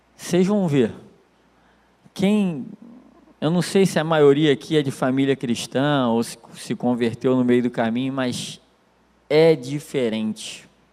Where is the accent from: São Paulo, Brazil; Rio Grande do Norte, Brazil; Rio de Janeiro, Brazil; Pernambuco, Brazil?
Rio de Janeiro, Brazil; Nilópolis; Eu sou de Nilópolis, cara. É complicado. É, é brabo, Baixada Fluminense. E de uma rua assim que é considerada uma das piores ruas do município